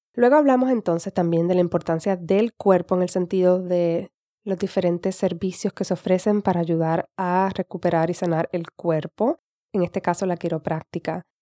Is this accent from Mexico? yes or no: no; Puerto Rico; accent: Puerto Rican; now in United States; Hablo más estilo puertorriqueño